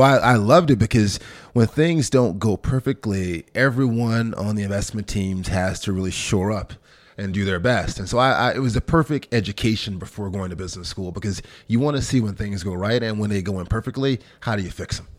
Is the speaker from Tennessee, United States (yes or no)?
yes; Memphis, Tennessee, United States; moved away as an adult; also born or lived in Sardis, Mississippi / London; I'm born in a small town in Mississippi, about ten thousand folks called Sardis, uh, but then really grew up in Memphis, Tennessee. My mom moved there when I was probably five or six years old